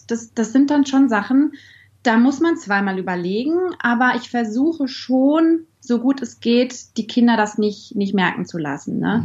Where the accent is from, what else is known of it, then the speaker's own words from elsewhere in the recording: Bielefeld, North Rhine-Westphalia, Germany; Ich komme aus Bielefeld